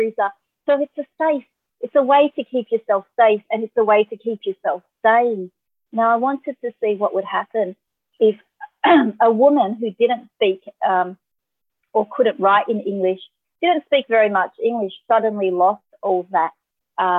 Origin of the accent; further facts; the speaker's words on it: Australia; being Asian Australian